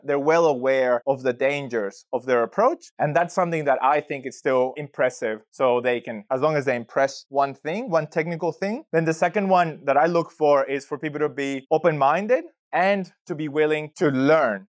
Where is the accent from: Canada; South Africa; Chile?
Chile; moved away as an adult; now in Australia; I've been in Australia for about sixteen years working in data, and I'm originally from Chile, South America